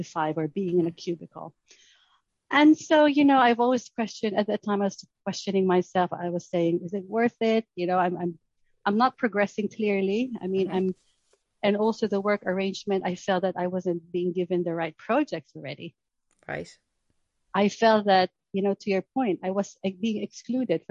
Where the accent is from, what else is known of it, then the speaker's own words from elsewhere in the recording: Philippines; moved away as an adult; now in Surrey, United Kingdom; I was originally from the Philippines, so I moved here to do my MBA.